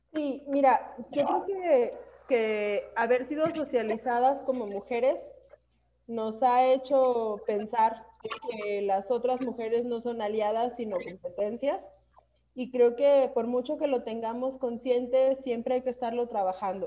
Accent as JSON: {"language": "Spanish", "region": "Aguascalientes", "country": "Mexico", "said": "somos aborteras y somos de Aguascalientes"}